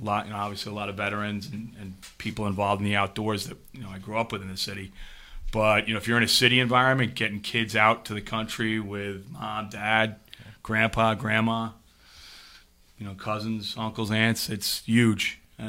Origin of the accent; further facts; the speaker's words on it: New York City, New York, United States; now in Southbury, United States; I'm from Southbury, Connecticut. I'm actually originally from New York City.